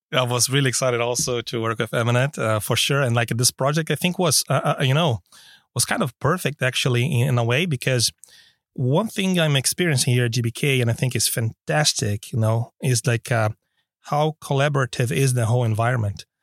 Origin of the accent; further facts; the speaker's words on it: Brazil; now in Stockholm, Sweden; I'm originally from Brazil